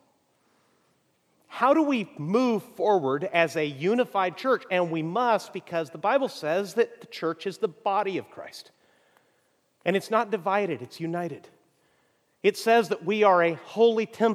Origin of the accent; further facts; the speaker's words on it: Mexico; moved away; I grew up in Mexico